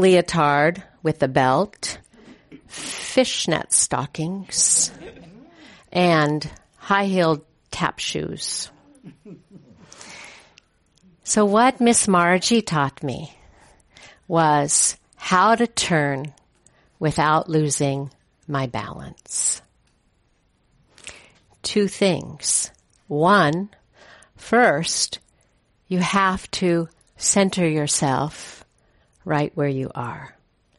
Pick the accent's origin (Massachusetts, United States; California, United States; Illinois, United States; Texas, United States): California, United States; Hayward; also born or lived in Oakland, California; My parents moved from Oakland. I was born in Oakland. And we moved from Oakland out to the suburbs of Hayward